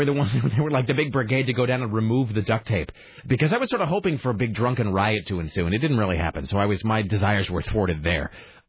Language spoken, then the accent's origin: English; Kennewick, Washington, United States; also born or lived in Spokane; now in Portland, United States; what sort of a parade they might have had in my hometown.